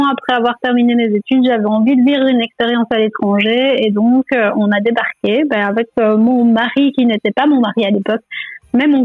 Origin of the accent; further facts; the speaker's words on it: Namur, Wallonia, Belgium; moved away as an adult; also born or lived in New York; now in California, United States; suis belge, oui, de Namur.